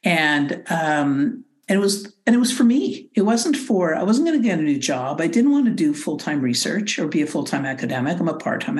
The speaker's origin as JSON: {"language": "English", "country": "Canada", "said": "being very Canadian"}